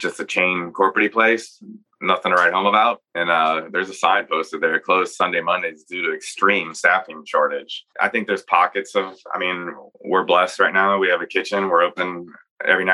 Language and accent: English; Virginia, United States; now in Nashville, United States; I'm from Virginia